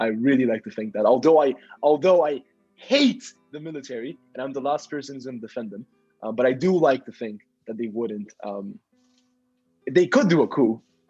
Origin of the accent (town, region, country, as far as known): Brazil